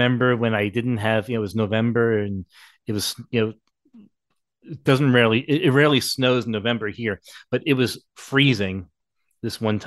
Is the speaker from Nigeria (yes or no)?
no; West Islip, New York, United States; I grew up in West Islip, Long Island